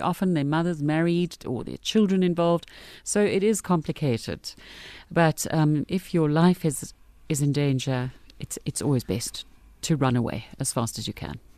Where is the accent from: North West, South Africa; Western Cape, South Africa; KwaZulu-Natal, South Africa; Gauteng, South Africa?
North West, South Africa; Brits; I grew up in Brits